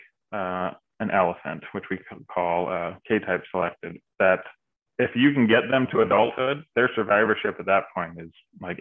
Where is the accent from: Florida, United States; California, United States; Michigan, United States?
California, United States; moved away; I grew up down in California